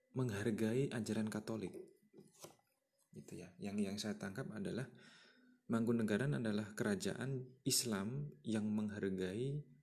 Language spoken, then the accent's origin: Indonesian; Karanganyar, Central Java, Indonesia; saya lahir di Karanganyar